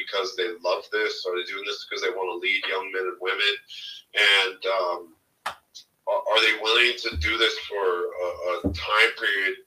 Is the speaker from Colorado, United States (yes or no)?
yes; Denver, Colorado, United States; I grew up in South Denver, which is the hood here